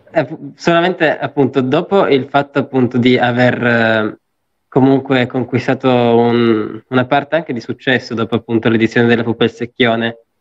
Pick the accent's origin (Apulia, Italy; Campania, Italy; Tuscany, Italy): Apulia, Italy; now in Turin, Italy; io adesso sono pugliese, quindi vado in Puglia